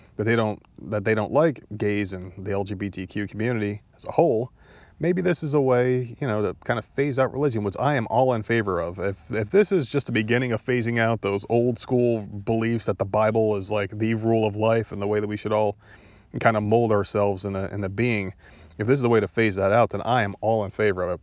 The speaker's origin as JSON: {"language": "English", "region": "New Jersey", "country": "United States", "tie": "born or raised there", "also_born_or_lived": "Myrtle Beach", "said": "I'm from New Jersey. That's my home state."}